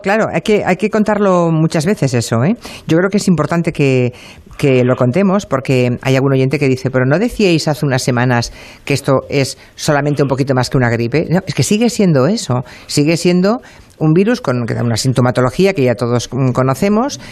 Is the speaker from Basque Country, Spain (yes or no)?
no; Monforte de Lemos, Galicia, Spain; moved away; Yo me iba a mi pueblo, por ejemplo, me iba a ir a mi pueblo, me iba a ir a, a Monforte de Lemos